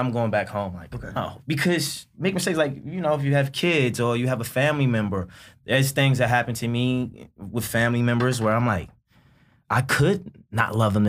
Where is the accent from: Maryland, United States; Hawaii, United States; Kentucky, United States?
Maryland, United States; Baltimore; I'm from Baltimore, growing up in inner city